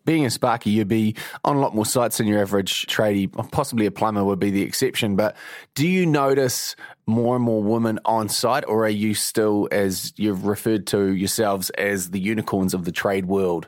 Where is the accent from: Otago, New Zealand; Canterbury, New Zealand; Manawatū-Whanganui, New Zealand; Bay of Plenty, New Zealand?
Bay of Plenty, New Zealand; Mount Maunganui; I'm from Mount Maunganui